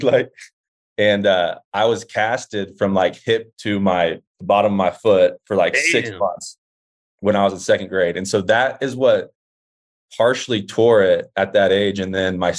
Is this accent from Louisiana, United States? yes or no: no; Dallas, Texas, United States; I'm from Dallas, Texas